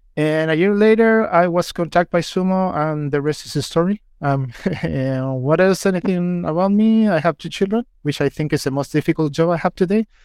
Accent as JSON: {"language": "English", "country": "Chile", "second_language": "English", "moved": "as an adult", "lives_now": "United Kingdom", "said": "I'm from Chile, so sorry if my English fails a little bit"}